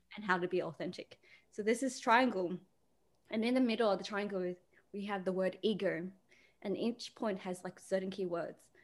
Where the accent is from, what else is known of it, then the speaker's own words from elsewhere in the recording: Australia; being a female, being Asian, being Australian